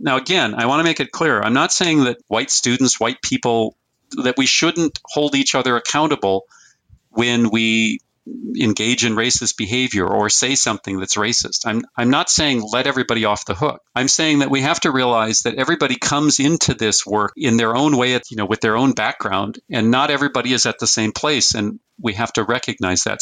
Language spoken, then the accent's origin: English; Fargo, North Dakota, United States; I was born in 1958 in Fargo, North Dakota, or in, in North Dakota.